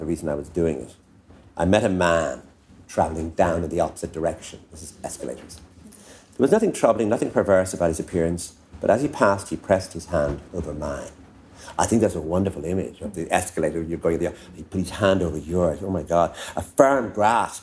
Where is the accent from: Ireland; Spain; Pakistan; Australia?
Ireland; Enniscorthy, Leinster; When we used to come up to Dublin on the train from Enniscorthy